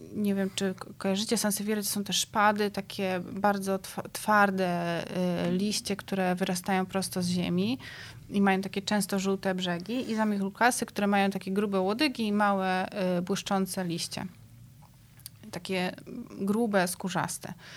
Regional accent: Szczecinek, West Pomeranian Voivodeship, Poland; moved away as an adult; also born or lived in Athens, Greece; Ja się wychowywałam w takim mieście na Pojezierzu Drawskim w Szczecinku

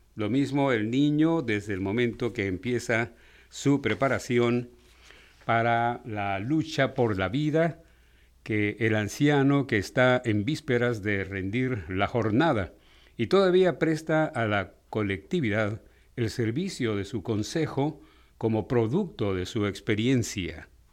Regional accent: Mexico; cómo somos los mexicanos.

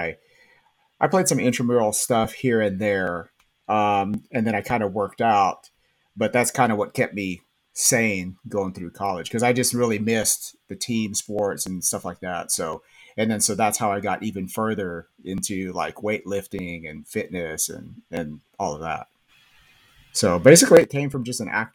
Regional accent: Baird, Texas, United States; moved away as an adult; also born or lived in Lubbock, Texas; now in Spring, United States; I originally am from West Texas. So I grew up, I'm from Baird, Texas

